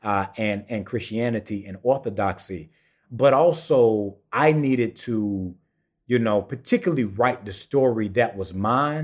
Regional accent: St. Matthews, South Carolina, United States; also born or lived in Swansea, South Carolina / Sandy Run, South Carolina; I personally come from a small town, uh, Saint Matthew, South Carolina

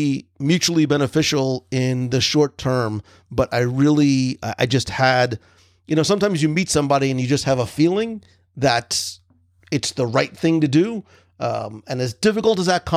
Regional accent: New Jersey, United States; also born or lived in Naples, Florida; now in Florida, United States; growing up in New Jersey

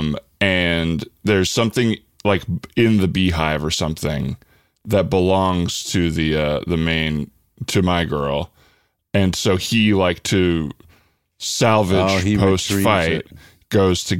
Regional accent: Tucson, Arizona, United States; when I was growing up in Tucson, Arizona

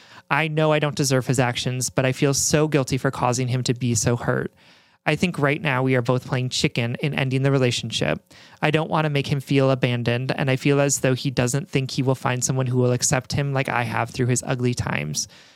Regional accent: Salt Lake City, Utah, United States; He's from Brooklyn, New York, and I'm from Salt Lake City, Utah. Strange, I know.

